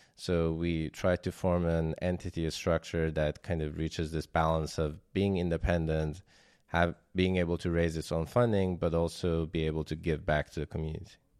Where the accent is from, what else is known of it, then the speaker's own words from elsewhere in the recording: Iran; moved away as an adult; also born or lived in Germany; I was born in Iran and then I left around two thousand eleven to study robotics in Germany